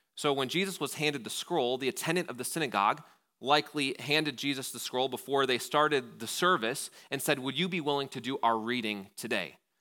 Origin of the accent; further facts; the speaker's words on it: Wausau, Wisconsin, United States; being from Wausau